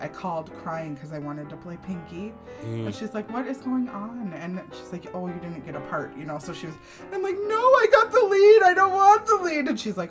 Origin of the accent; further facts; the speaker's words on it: Little Falls, United States; I grew up in Little Falls